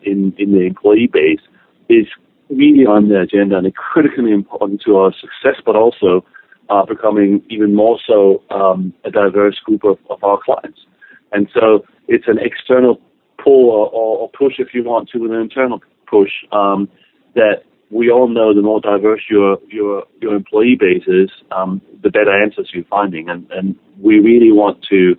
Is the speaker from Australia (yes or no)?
no; Denmark; moved away; I'm originally from Denmark